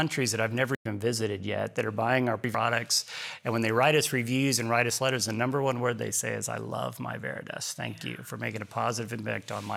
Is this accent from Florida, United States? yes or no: no; Galveston, Texas, United States; also born or lived in Houston; growing up in Galveston